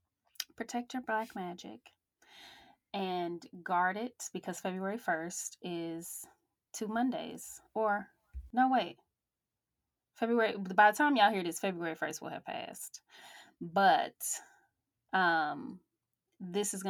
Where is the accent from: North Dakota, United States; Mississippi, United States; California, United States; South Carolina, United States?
Mississippi, United States; Jackson; moved away; I'm originally from Jackson, Mississippi.